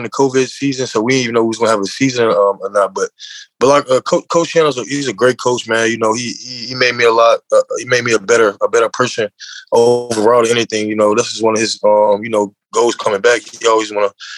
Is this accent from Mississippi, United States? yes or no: yes; Mississippi, United States; also born or lived in Memphis, Tennessee; mostly I was raised in Mississippi